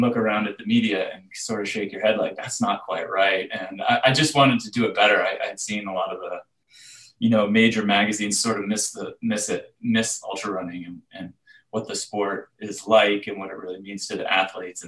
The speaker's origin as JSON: {"language": "English", "region": "New Hampshire", "country": "United States", "tie": "born or raised there", "also_born_or_lived": "Seattle", "moved": "as an adult", "said": "I grew up in New Hampshire"}